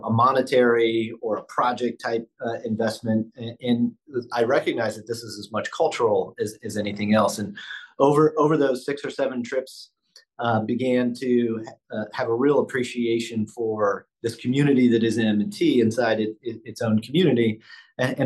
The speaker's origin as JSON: {"language": "English", "region": "Midwest", "country": "United States", "tie": "born or raised there", "moved": "yes", "lives_now": "Buffalo, United States", "said": "I grew up in the Midwest"}